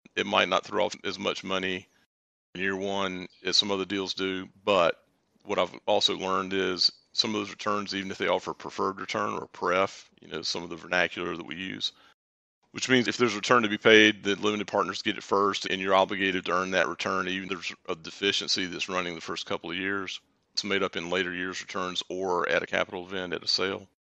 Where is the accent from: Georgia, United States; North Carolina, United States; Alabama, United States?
North Carolina, United States; Durham; now in Charlotte, United States; I'm from Durham originally, although I live in Charlotte now